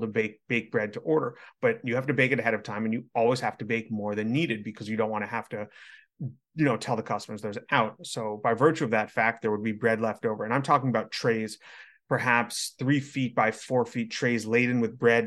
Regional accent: United States

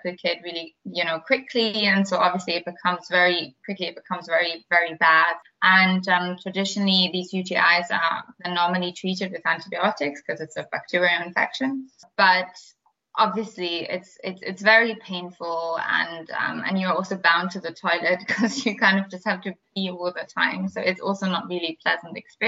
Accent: Berlin, Germany; accent: German; English is a second language; now in London, United Kingdom; I'm German, as you probably hear from my accent. I was born in Berlin

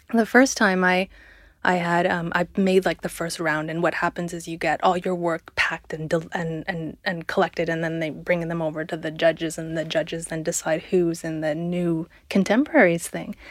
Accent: Canada; moved away; I come from Canada

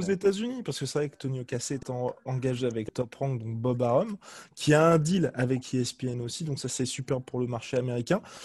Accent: France; en tant que Français

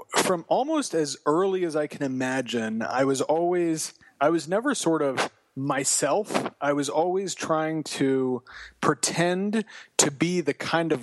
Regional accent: Los Angeles, California, United States; I grew up in Los Angeles

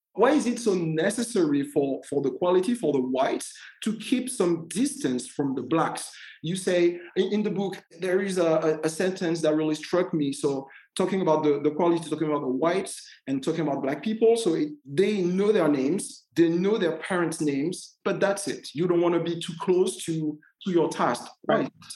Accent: Martinique; moved away as an adult; I was born and I grew up in Martinique

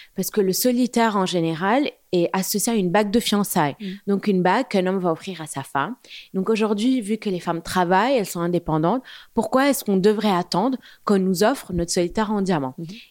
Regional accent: Beirut, Beirut Governorate, Lebanon; moved away as an adult; also born or lived in London, United Kingdom; now in Paris, France; j'ai grandi à Beyrouth jusqu'à l'âge de 18 ans.

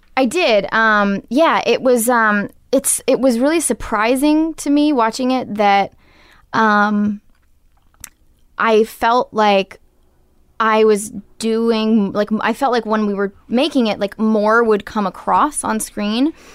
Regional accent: Portland, Maine, United States; now in California, United States; I grew up in Maine, and I wanted to be an actress

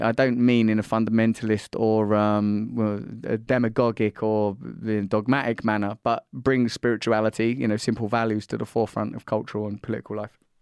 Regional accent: United Kingdom

